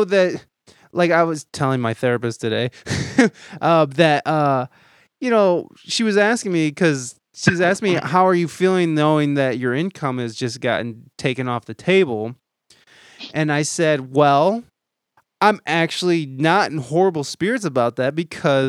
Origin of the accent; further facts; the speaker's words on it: Toledo, Ohio, United States; moved away as an adult; I moved back to Toledo, Ohio, which is my hometown